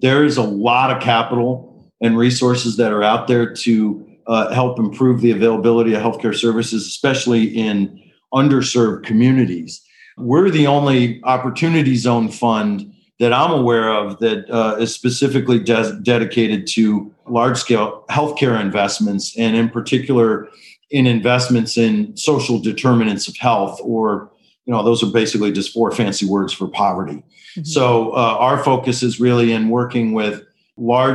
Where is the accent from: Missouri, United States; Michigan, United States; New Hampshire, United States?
Michigan, United States; Detroit; moved away as an adult; now in Washington, D.C., United States; I was born to two med students at Wayne State Med School in Detroit, Michigan.